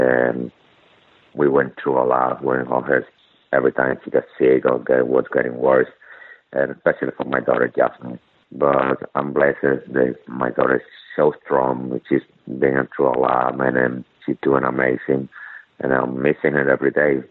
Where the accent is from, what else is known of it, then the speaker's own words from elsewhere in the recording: Venezuela; English is a second language; moved away as an adult; now in United States; I come from Venezuela.